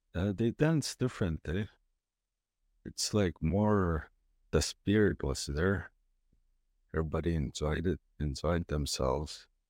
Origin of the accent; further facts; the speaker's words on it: Onion Lake, Saskatchewan, Canada; I'm from Onion Lake, Saskatchewan, Alberta.